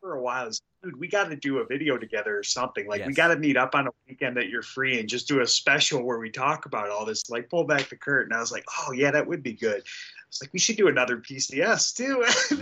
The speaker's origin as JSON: {"language": "English", "town": "Detroit", "region": "Michigan", "country": "United States", "tie": "born or raised there", "said": "we're both from Detroit"}